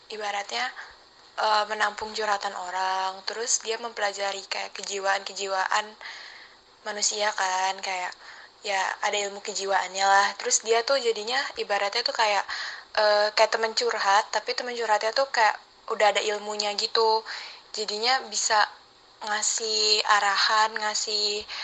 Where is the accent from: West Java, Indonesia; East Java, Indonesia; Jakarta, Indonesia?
Jakarta, Indonesia; saya dari Manpa, Jakarta.